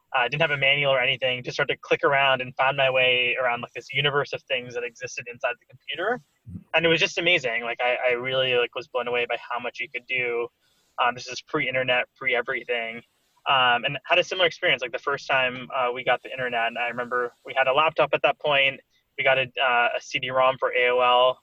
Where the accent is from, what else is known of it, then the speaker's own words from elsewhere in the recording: Stamford, Connecticut, United States; moved away as an adult; also born or lived in Cambridge, Massachusetts / Mountain View, California; now in New York City, United States; I grew up in Stamford, Connecticut. Um, uh, so pretty close to New York City, where I'm based now